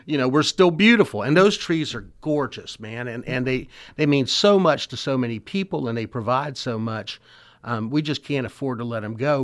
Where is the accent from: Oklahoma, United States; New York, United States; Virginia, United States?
Virginia, United States; Richmond; when I was a kid growing up in the West End